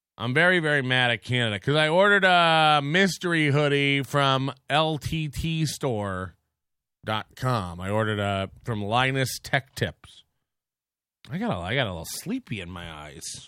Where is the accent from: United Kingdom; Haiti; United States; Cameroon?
United States; Florida; I'm from Florida and I grew up poor